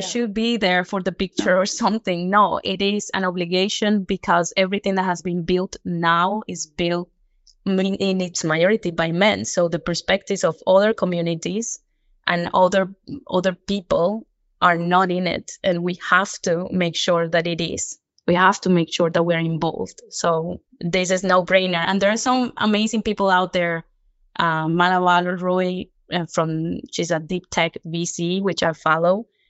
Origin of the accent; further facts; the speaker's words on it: Cartagena, Bolívar, Colombia; now in Stockholm, Sweden; I come from Colombia, from Cartagena, very tropical. And I am currently working at Bontouch, um, a company in Sweden, in Stockholm